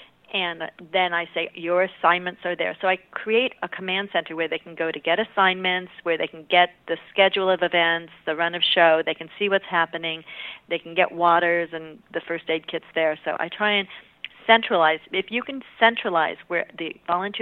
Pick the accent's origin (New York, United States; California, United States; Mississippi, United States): California, United States; I'm from California